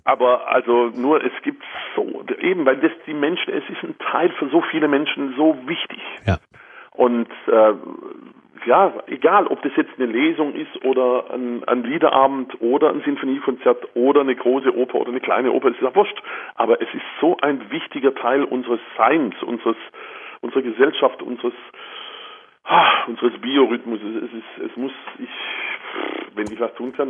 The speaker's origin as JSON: {"language": "German", "country": "Germany", "said": "bei uns in Deutschland"}